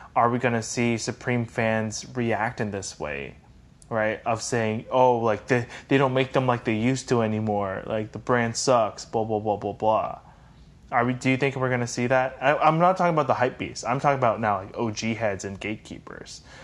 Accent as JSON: {"language": "English", "country": "Canada", "said": "as a Canadian"}